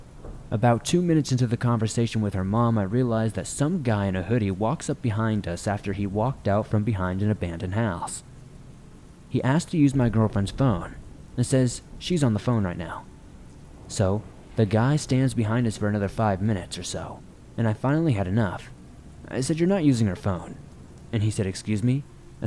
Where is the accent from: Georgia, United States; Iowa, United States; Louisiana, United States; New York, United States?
New York, United States; I was not too familiar with the area since I'm from New York